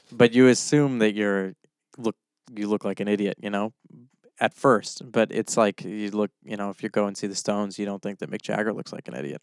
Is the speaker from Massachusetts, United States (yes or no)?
yes; Orange, Massachusetts, United States; my hometown of Orange